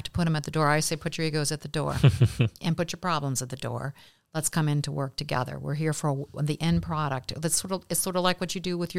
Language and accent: English; Kenton, Ohio, United States; Kenton was a fabulous small town, very similar to Bellefontaine in some respects.